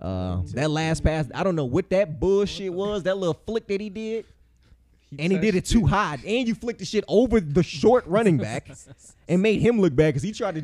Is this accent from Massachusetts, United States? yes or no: no; Cleveland, Ohio, United States; moved away as an adult; also born or lived in Santa Monica, California; now in Las Vegas, United States; I was born in California. I grew up in Cleveland, but I became a man in Las Vegas.